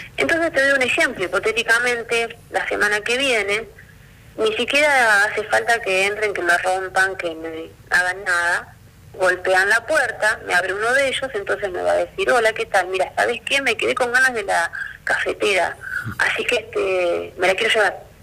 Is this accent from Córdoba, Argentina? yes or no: no; Buenos Aires, Argentina; moved away as an adult; now in Río Gallegos, Argentina; yo soy de Buenos Aires y me vine a vivir a Río Gallegos.